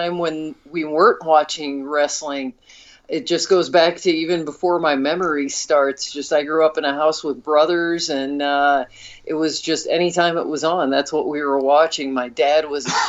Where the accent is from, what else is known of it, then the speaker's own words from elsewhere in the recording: Iowa, United States; moved away as an adult; now in Colorado, United States; we're from Iowa